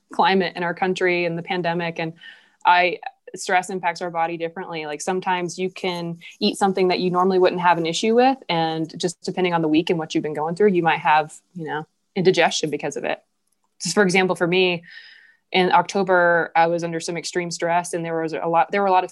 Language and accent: English; the South, United States; moved away as an adult; now in Jackson, United States; I'm from the South